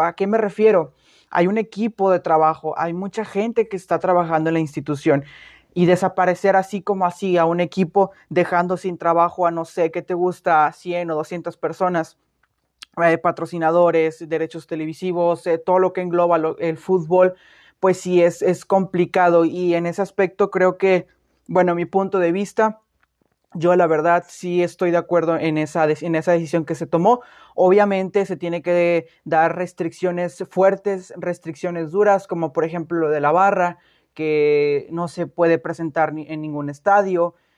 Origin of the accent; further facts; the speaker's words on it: Mexico; nosotros como mexicanos